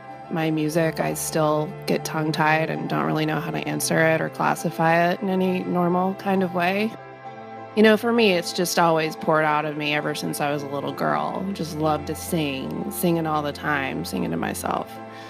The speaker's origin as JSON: {"language": "English", "region": "the South", "country": "United States", "tie": "born or raised there", "said": "It's almost the antithesis, I would say, growing up in the South compared to New York City."}